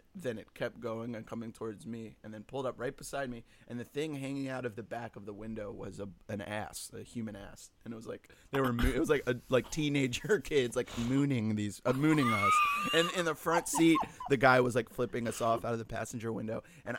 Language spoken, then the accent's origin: English; Virginia, United States; Just, like, Virginia. Through that. Virginia.